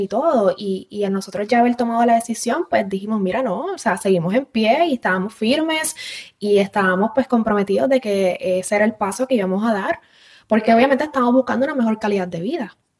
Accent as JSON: {"language": "Spanish", "town": "Carolina", "country": "Puerto Rico", "tie": "born or raised there", "moved": "as an adult", "lives_now": "Houston, United States", "said": "Yo soy de Carolina, San Juan. Eh, básicamente me nací y criada"}